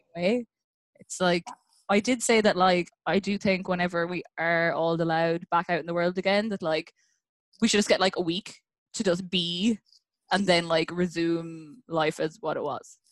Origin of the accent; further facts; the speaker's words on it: Ireland; moved away as an adult; now in Vancouver, Canada; I'm originally from Ireland, and I've been in Vancouver since like 2016